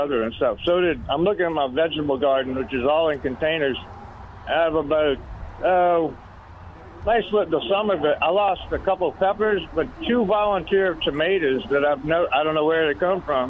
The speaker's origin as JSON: {"language": "English", "town": "Chalmette", "region": "Louisiana", "country": "United States", "tie": "born or raised there", "also_born_or_lived": "New Orleans", "moved": "as an adult", "said": "that's where I went to high school"}